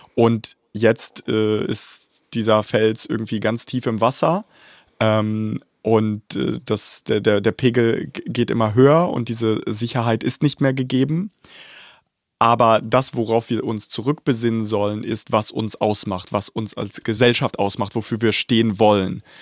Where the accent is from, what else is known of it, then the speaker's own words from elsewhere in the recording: Bad Pyrmont, Lower Saxony, Germany; also born or lived in Kharkiv, Ukraine; ich bin in Deutschland aufgewachsen, ich bin in Bad Pyrmont aufgewachsen.